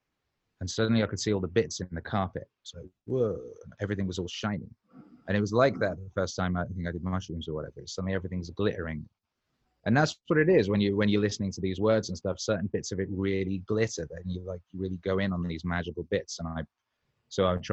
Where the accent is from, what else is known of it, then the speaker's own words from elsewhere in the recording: Wales, United Kingdom; I was growing up in Wales as well